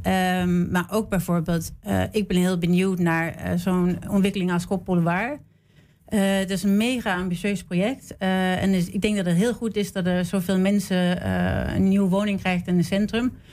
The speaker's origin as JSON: {"language": "Dutch", "country": "Denmark", "tie": "born or raised there", "also_born_or_lived": "Sweden", "moved": "as an adult", "lives_now": "Amsterdam, Netherlands", "said": "ik ben in Zweden geboren en opgegroeid in Denemarken"}